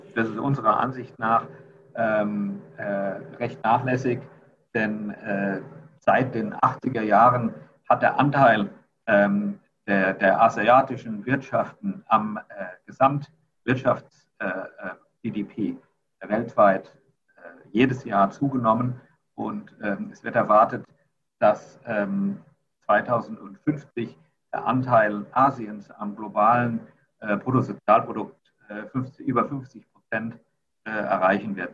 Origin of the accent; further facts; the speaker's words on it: Rhineland-Palatinate, Germany; moved away as an adult; also born or lived in Mannheim / United States; now in Singapore; ich komme ursprünglich aus Rheinland-Pfalz